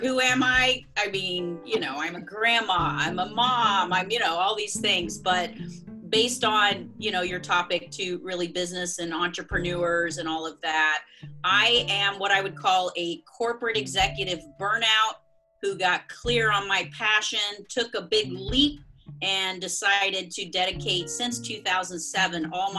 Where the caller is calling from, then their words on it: South Florida, United States; Yes, I am calling you from South Florida. So I'm in between Fort Lauderdale and Palm Beach